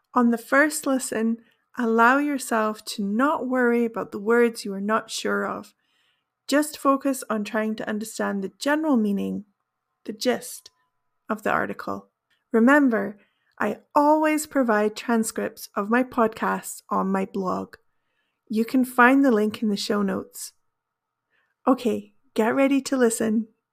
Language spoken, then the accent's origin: English; United Kingdom; first language English; also born or lived in Brazil; I am a British native English speaker